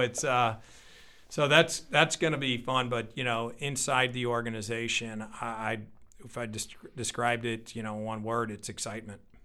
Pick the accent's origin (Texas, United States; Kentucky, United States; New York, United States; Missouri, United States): Missouri, United States; St. Louis; born and raised in Saint Louis and committed to Saint Louis